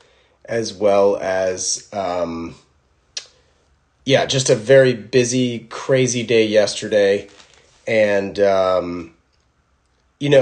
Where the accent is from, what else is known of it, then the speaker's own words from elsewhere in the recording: North Carolina, United States; now in California, United States; We grew up in North Carolina together